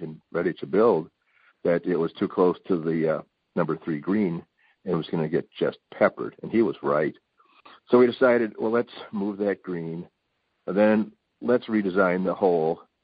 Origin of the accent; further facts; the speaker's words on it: Palos Heights, Illinois, United States; also born or lived in Downers Grove, Illinois; I live in Downers Grove. I grew up in Palos.